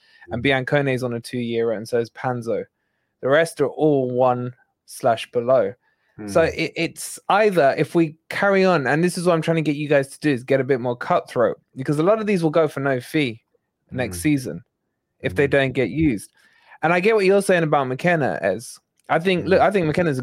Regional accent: Scotland, United Kingdom; Look at the colour of my skin, mate. It's as Scottish as they come

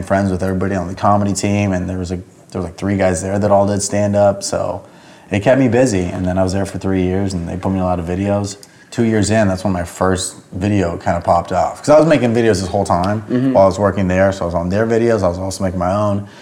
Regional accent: Camarillo, California, United States; born or raised there; moved away as an adult; also born or lived in Los Angeles

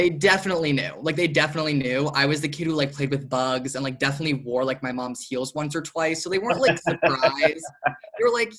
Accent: Norwalk, Connecticut, United States; I was born in Norwalk, Connecticut.

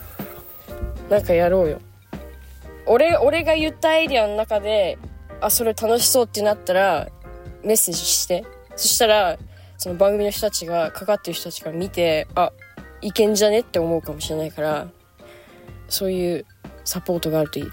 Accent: Japan; moved away; also born or lived in United States; 日本で生まれ育ってる

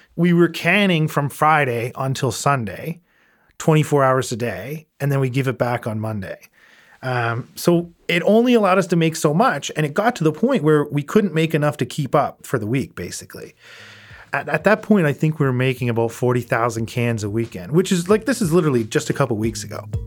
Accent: Prince Edward Island, Canada; I grew up in Prince Edward Island

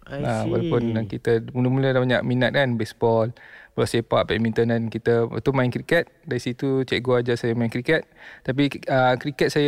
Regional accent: Malaysia; also born or lived in Chicago, United States; saya lahir kat US.

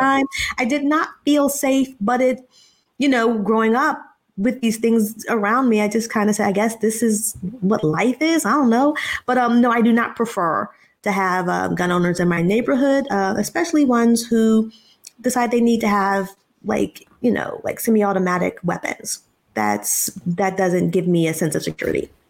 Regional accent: Philadelphia, Pennsylvania, United States; when I grew up in Philadelphia, we lived in a row house

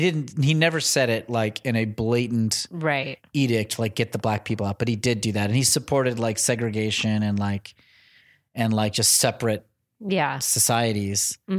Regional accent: Northern US, United States; I mean, I'm a Northerner Yankee boy, so I got no skin in that game in any way.

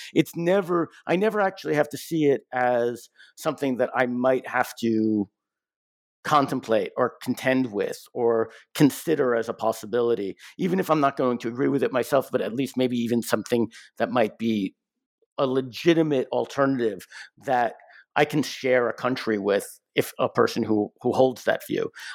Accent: United States; I'm, I'm an American

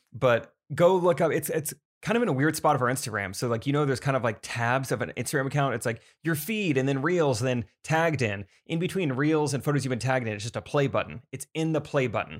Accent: Strafford, Missouri, United States; I'm from Stratford

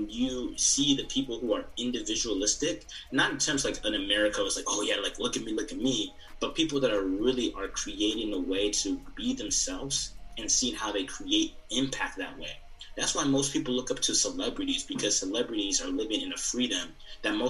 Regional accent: Zimbabwe; moved away; I'm not Nigerian, I'm Zimbabwean

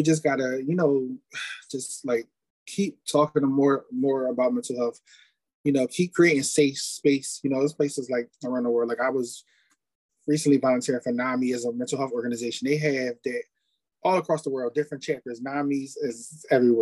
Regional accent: Philadelphia, Pennsylvania, United States; I'm from Philly

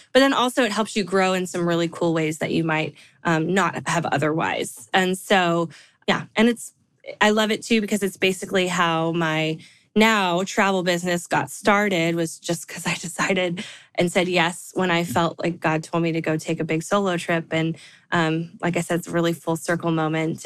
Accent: California, United States; now in Nashville, United States; I live in Nashville, like Stephanie. Um, although I'm from California, I always like to say that because I love my home state. I'll probably never move back

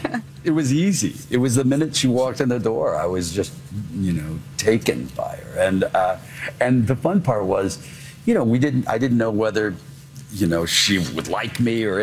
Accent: Kentucky, United States; I'm from Kentucky. You know, English is my second language.

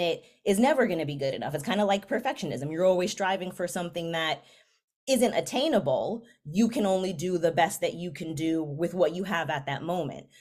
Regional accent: New York City, New York, United States; where I grew up, I am from the Bronx

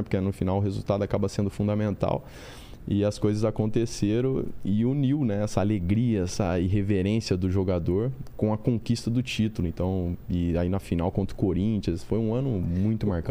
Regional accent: Ribeirão Preto, São Paulo, Brazil; also born or lived in Europe; now in Rio de Janeiro, Brazil; Eu nasci em Ribeirão Preto

